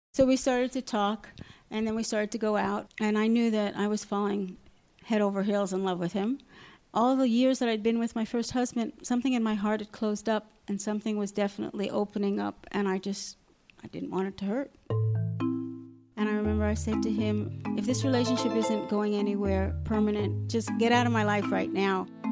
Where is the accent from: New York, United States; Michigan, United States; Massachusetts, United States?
New York, United States; Long Island; moved away as an adult; also born or lived in Alaska; now in Safed, Israel; I grew up in New York. Uh, I grew up in Long Island